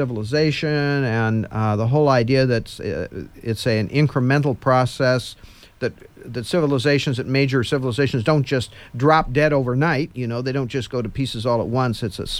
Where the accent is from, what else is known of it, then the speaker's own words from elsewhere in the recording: Midwest, United States; growing up in the Midwest in when I was a boy